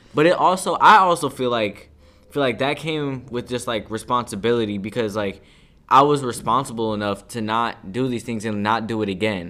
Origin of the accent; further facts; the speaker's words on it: Cleveland, Ohio, United States; I'm from, really from, like, all around of Cleveland, but, you know, growing up, I moved around over here, then I moved a, around over the, on the east side